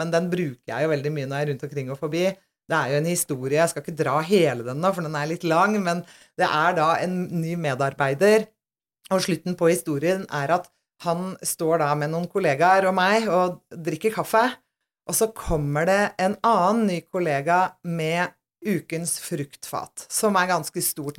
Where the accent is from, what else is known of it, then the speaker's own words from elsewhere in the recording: Aurskog-Høland, Akershus, Norway; Jeg kommer jo selvfølgelig fra Aurskog-Hølam. Eller Urskau, som vi kaller Urskau, det da, hjemme.